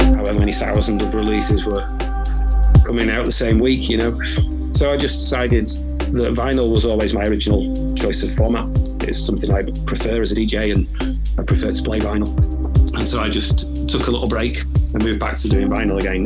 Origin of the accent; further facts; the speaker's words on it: Manchester, North West England, United Kingdom; I'm originally I'm from Manchester, Manchester